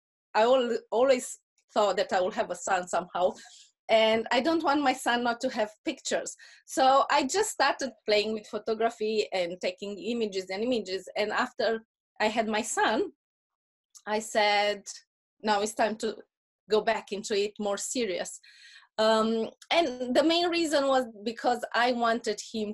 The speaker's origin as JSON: {"language": "English", "country": "Romania", "tie": "born or raised there", "accent": "Russian accent", "second_language": "English", "moved": "as an adult", "said": "after we moved from Romania"}